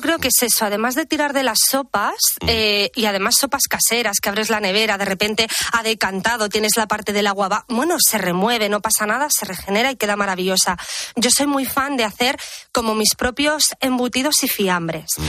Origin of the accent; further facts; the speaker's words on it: Menorca, Balearic Islands, Spain; also born or lived in Madrid; la cocina mediterránea de mi tierra, que es Menorca